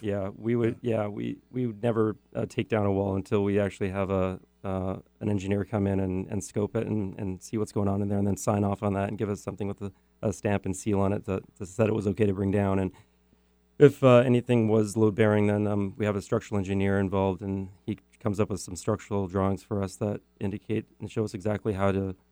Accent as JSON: {"language": "English", "town": "Richmond", "region": "British Columbia", "country": "Canada", "tie": "born or raised there", "said": "I grew up in um, a city called Richmond, British Columbia"}